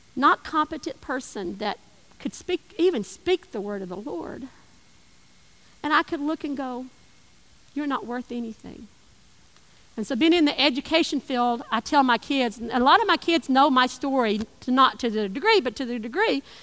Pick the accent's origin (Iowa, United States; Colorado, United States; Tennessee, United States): Tennessee, United States; East; I lived in East Tennessee.